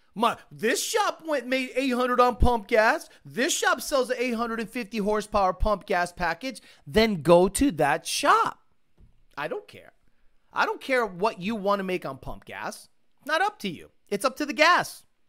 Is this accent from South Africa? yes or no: no; Springfield, Massachusetts, United States; also born or lived in Stoughton, Massachusetts / Puerto Rico; I was born in Stoughton, and at nine months old, moved to Puerto Rico, and then till I was six years old, came back, uh, moved to, uh, Springfield.